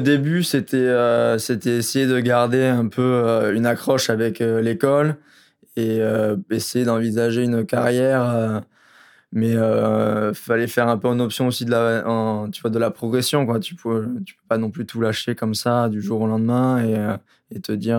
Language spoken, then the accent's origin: French; Royan, Nouvelle-Aquitaine, France; chez nous à Royan, on avait à l'époque, mon époque, on n'était pas beaucoup de jeunes